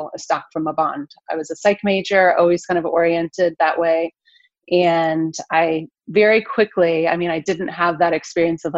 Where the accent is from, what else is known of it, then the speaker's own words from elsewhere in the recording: Detroit, Michigan, United States; moved away as an adult; now in Florida, United States; I was raised in the Metro Detroit area, the suburbs